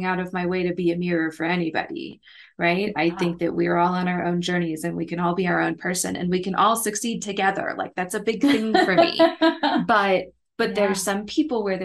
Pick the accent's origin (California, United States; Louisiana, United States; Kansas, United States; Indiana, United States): Kansas, United States; moved away as an adult; now in Mid-South, United States; I didn't have these challenges when I lived in the Midwest because I grew up in Kansas